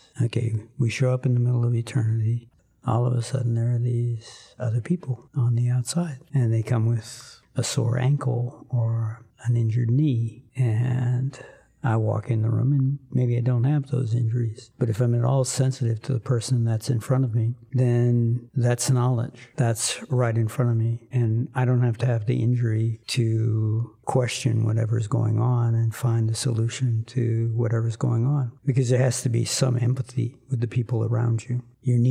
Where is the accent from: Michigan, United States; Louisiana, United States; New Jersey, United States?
Louisiana, United States; South; I grew up in South Louisiana